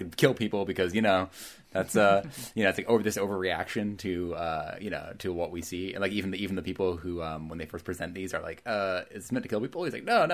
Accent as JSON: {"language": "English", "region": "Vermont", "country": "United States", "tie": "born or raised there", "said": "I grew up in Vermont, where like we had two malls in Burlington"}